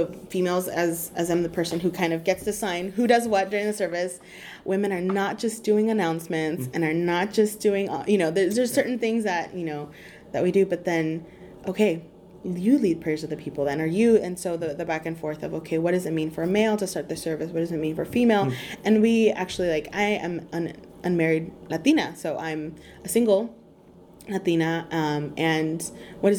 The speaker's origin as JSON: {"language": "English", "region": "California", "country": "United States", "said": "I'm from California, here in Texas right now with you"}